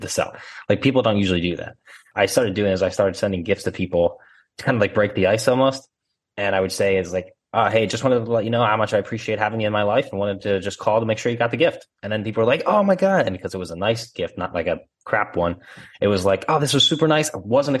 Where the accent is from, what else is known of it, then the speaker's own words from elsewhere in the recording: Philadelphia, Pennsylvania, United States; accent: Philly; I grew up in Northeast Philly, and now I live in Northwest Philly